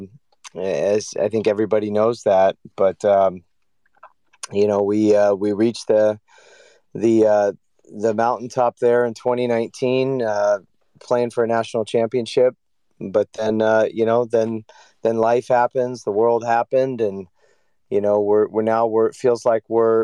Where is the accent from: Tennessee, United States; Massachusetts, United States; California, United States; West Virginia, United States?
California, United States; moved away as an adult; also born or lived in North Carolina; now in Michigan, United States; I grew up in California